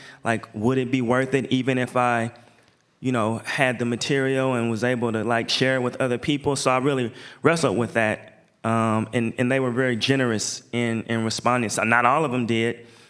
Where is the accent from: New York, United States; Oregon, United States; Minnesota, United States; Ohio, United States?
Oregon, United States; Portland; everywhere I go, I say I'm from Portland.